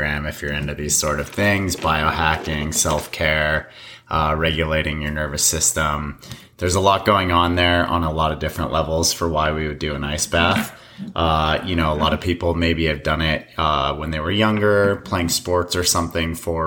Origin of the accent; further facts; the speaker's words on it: Colorado, United States; moved away; I grew up in Colorado, and I got out of there pretty much as quickly as I could